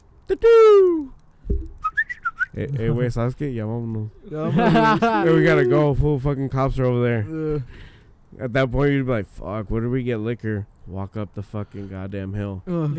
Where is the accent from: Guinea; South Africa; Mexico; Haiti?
Mexico; Michoacán; moved away; We're from Michoacan.